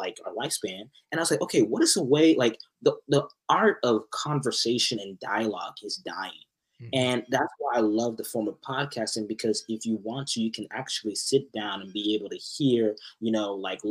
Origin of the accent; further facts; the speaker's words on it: Arlington, Texas, United States; moved away as an adult; also born or lived in Irving, Texas; now in Canada; I'm from Dallas. I'm from the Arlington area, but I went to school in Irving and Las Colinas for like a very long period of time.